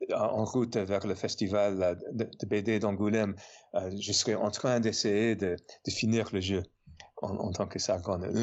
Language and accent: French; New York, United States; accent: American; French is a second language; moved away as an adult; also born or lived in Paris, France; now in Montpellier, France; Et je suis américain, évidemment. Euh, comme vous, vous, pouvez deviner de, de mon petit accent, je suis né à New York et j'habite à Montpellier depuis 7 ans.